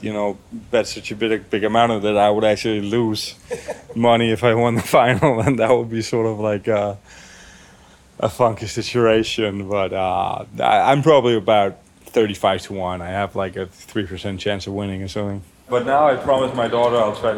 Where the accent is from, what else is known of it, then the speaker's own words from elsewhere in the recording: Copenhagen, Capital Region of Denmark, Denmark; we're both from Copenhagen.